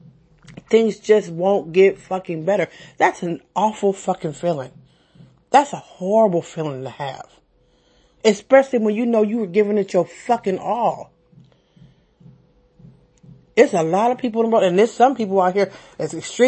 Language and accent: English; San Francisco, California, United States; I'm from San Francisco, born and raised.